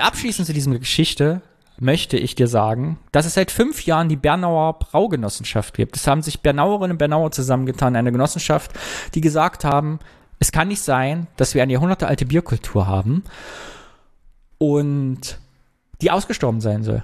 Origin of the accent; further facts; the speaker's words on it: Kyffhäuserkreis, Thuringia, Germany; mein Ort, wo ich herkomme, aus dem Küffhäuserkreis